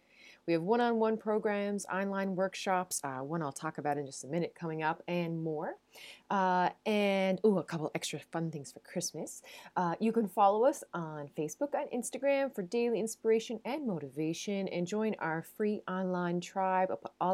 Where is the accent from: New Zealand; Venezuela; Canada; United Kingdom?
Canada; Newfoundland and Labrador; now in Netherlands; I'm a Newfoundlander and a Canadian coming to you from a city just south of Amsterdam in the Netherlands.